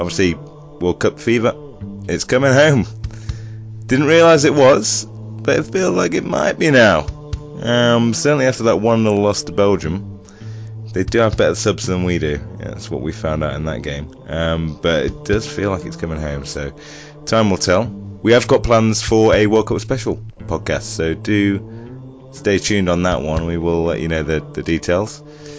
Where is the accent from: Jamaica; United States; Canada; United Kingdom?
United Kingdom; Nottingham, East Midlands; I'm from Nottingham